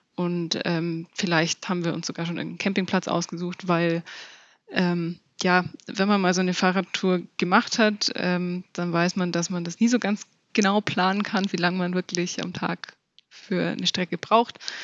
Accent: Allgäu, Germany; bei uns im Allgäu

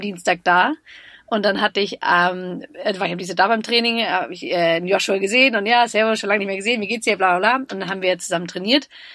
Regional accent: Munich, Bavaria, Germany; als Münchnerin, ich bin in München geboren

